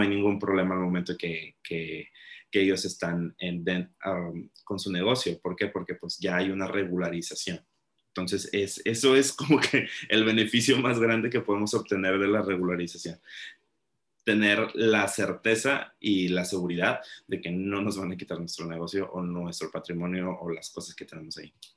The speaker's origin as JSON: {"language": "Spanish", "country": "Mexico", "said": "nosotros como mexicanos"}